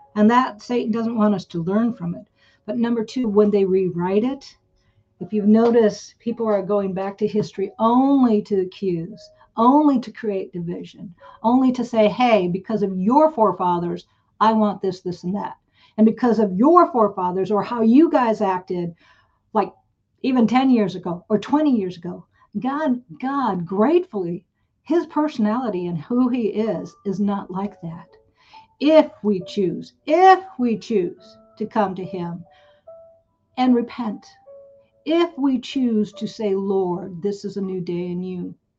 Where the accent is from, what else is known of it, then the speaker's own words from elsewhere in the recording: United States; I grew up in America